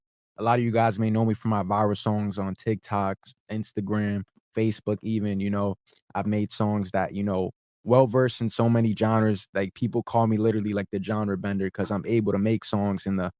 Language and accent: English; Woodbridge, New Jersey, United States; So I grew up in Woodbridge, New Jersey. And, you know, where I grew up, it was really like a mixture of a lot of, you know, cultures, a lot of backgrounds and stuff like that. I went to Woodbridge High School.